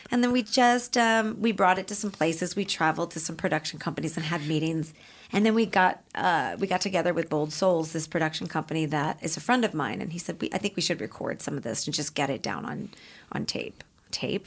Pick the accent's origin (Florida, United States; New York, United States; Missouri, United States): Missouri, United States; St. Louis; moved away as an adult; now in Los Angeles, United States; I was from St. Louis